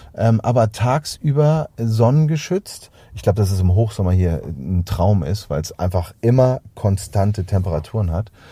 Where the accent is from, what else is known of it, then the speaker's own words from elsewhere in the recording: Hamburg, Germany; bei uns in Hamburg